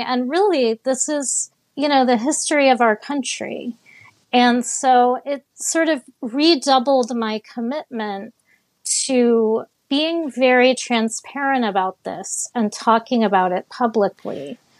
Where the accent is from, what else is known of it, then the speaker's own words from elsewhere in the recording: Miami, Florida, United States; I grew up in Miami